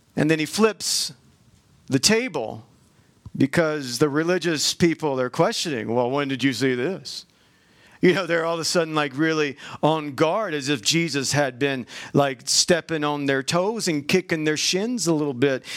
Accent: the South, United States; now in Utah, United States; I grew up in the South

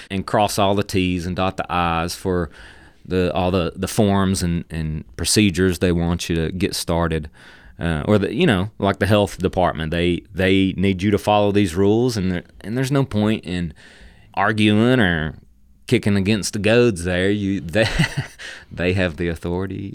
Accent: Dalton, Georgia, United States; from the Dalton area, growing up in, in Whitfield County

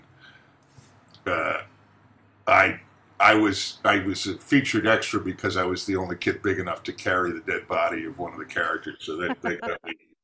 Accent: Newton, Massachusetts, United States; I'm from Newton.

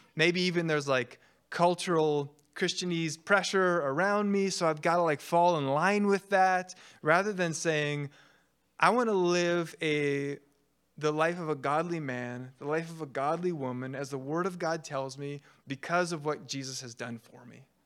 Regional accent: Canada; I'm Canadian

